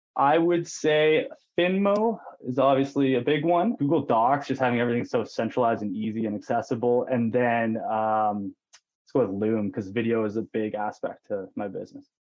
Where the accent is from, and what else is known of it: Penticton, British Columbia, Canada; born or raised there; also born or lived in Lower Mainland, British Columbia